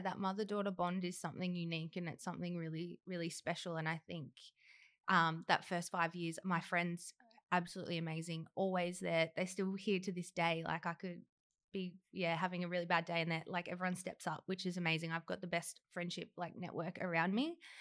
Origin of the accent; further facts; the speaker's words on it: Horsham, Victoria, Australia; now in Melbourne, Australia; I'm from Horsham, where Danny is from as well, and small country town, and grew up with both mum, dad, a perfect life